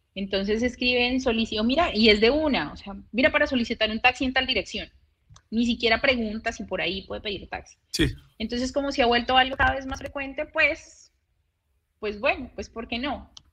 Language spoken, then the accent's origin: Spanish; Bogotá, Colombia; moved away as an adult; now in Santa Marta, Colombia